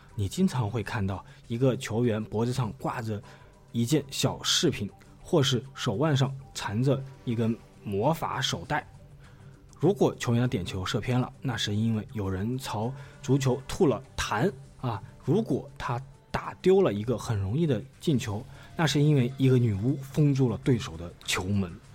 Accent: China; 我们中国

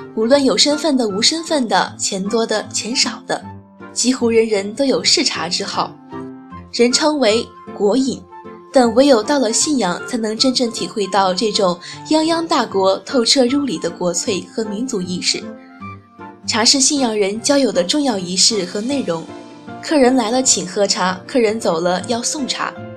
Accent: Xinyang, Henan, China; 我是来自被誉为河南的小江南的信仰

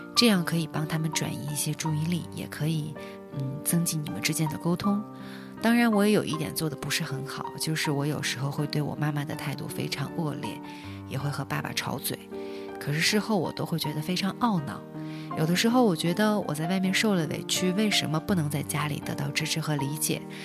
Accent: Harbin, Heilongjiang, China; moved away as an adult; now in Shenzhen, China; 今年二十六岁，单身，性别女，爱好男。我是哈尔滨人，我现在在深圳工作

